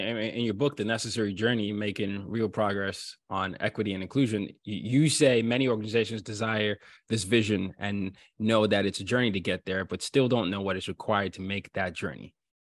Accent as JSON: {"language": "English", "country": "Nigeria", "said": "I'm from Nigeria, and I, you know, I grew up in multiple parts of the world."}